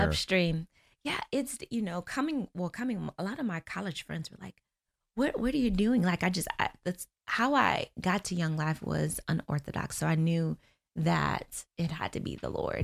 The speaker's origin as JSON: {"language": "English", "town": "Niagara Falls", "region": "New York", "country": "United States", "tie": "born or raised there", "also_born_or_lived": "Florida", "moved": "yes", "lives_now": "Orlando, United States", "said": "I am from Niagara Falls, New York, born and raised there"}